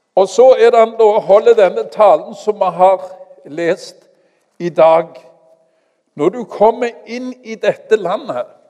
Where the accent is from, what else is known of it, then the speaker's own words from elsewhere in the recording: Stavanger, Rogaland, Norway; also born or lived in Kenya; Jeg kommer fra Madla.